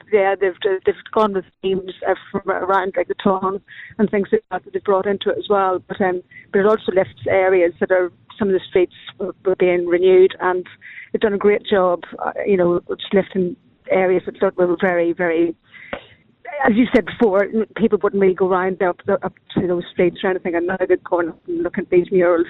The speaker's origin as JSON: {"language": "English", "town": "Dundalk", "country": "Ireland", "said": "I'm just from Brissy and Dundalk."}